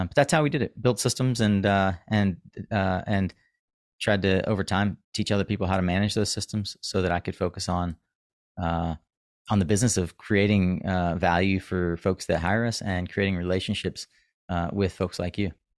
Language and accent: English; the Carolinas, United States; I'm from the Carolinas